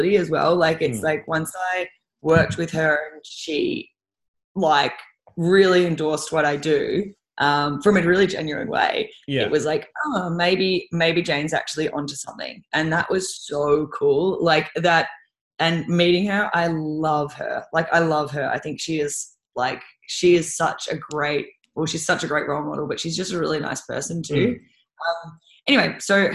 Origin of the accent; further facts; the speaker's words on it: Australia; I'm from Australia.